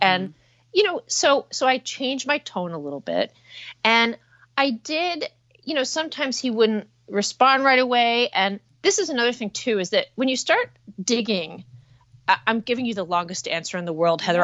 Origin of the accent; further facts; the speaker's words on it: New Jersey, United States; I'm from New Jersey